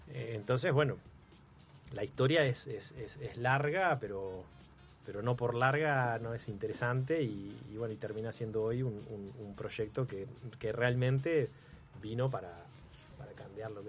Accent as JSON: {"language": "Spanish", "region": "Canelones", "country": "Uruguay", "tie": "born or raised there", "also_born_or_lived": "Montevideo", "moved": "as an adult", "lives_now": "Maldonado, Uruguay", "said": "Salgo de Canelones, que es donde yo nací y donde, donde viví toda la vida. Bueno, nací en Montevideo en realidad, pero eh, viví en Canelones toda la vida."}